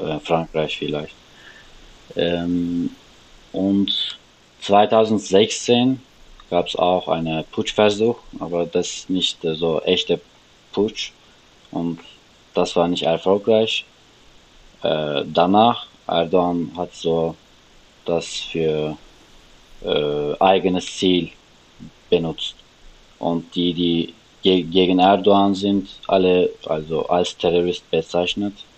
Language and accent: German; Istanbul, Turkey; German is a second language; moved away as an adult; now in Germany; ich komme aus Istanbul und mhm. ich bin seit vier Jahren in Deutschland